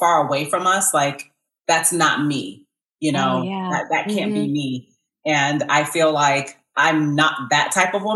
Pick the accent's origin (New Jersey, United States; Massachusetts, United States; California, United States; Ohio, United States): Massachusetts, United States; moved away as an adult; now in Georgia, United States; I was born and raised in Massachusetts